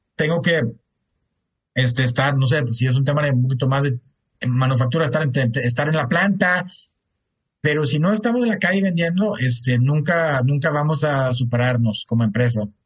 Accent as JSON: {"language": "Spanish", "country": "Germany", "also_born_or_lived": "United States", "moved": "as an adult", "lives_now": "Mexico", "said": "Yo soy de Alemania, mi esposa es regia"}